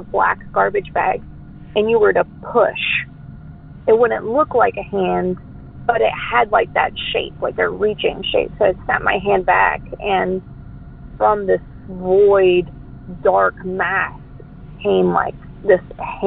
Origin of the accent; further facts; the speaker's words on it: Denton, Texas, United States; also born or lived in Lewisville, Texas; I was born in Denton, Texas